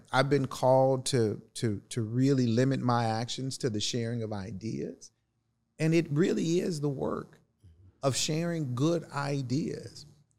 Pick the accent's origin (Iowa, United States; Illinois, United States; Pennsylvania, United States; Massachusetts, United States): Illinois, United States; East St. Louis; I've actually got a piece that I want to read to you about my experiences growing up in East St. Louis.